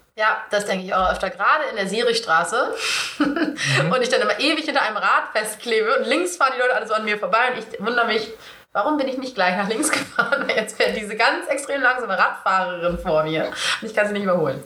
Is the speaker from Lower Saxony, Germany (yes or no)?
yes; East Frisia, Lower Saxony, Germany; ich komme ja aus Ostfriesland